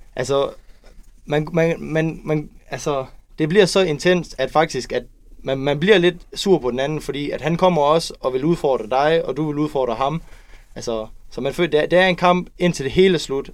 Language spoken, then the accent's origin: Danish; Kolding, Southern Denmark, Denmark; Jeg er en dreng fra Kolding, som lige har købt hus, 21 år gammel